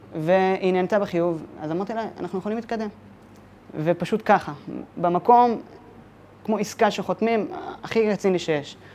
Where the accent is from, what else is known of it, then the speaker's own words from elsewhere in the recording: Ramat HaSharon, Tel Aviv District, Israel; אני גדלתי בשכונה קטנה ברמת השרון, אה, שכונת מורשה